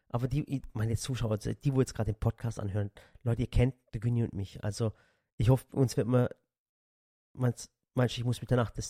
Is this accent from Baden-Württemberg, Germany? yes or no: yes; Dotternhausen, Baden-Württemberg, Germany; Stimmt. Stimmt. Ich bin aus Dotternhausen.